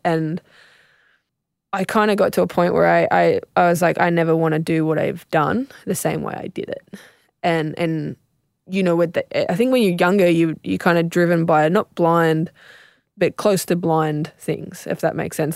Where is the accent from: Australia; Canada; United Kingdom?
Australia; South Coast, New South Wales; I was raised on the South Coast.